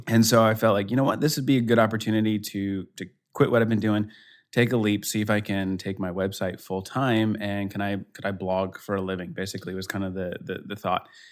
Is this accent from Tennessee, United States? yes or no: no; Denver, Colorado, United States; now in Kansas City, United States; I'm in Kansas City, uh, originally. I'm from Denver, so I'm kinda Colorado guy at heart